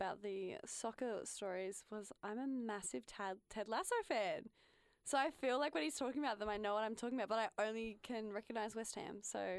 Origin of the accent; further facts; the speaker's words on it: Adelaide, South Australia, Australia; I'm from Adelaide.